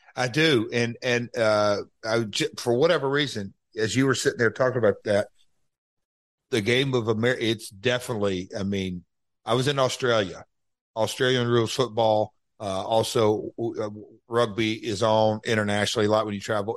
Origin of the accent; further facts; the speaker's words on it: United States; I'm an American